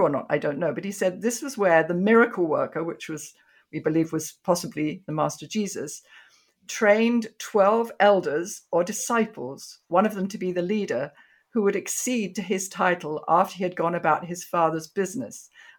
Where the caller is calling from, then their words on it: Michigan, United States; I'm speaking from Michigan, which is one